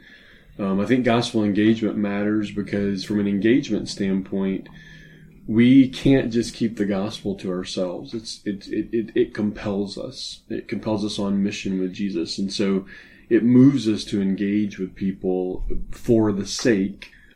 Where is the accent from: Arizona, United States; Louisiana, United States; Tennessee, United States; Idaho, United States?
Louisiana, United States; New Orleans; I grew up in New Orleans, which Hollywood tells us is a French city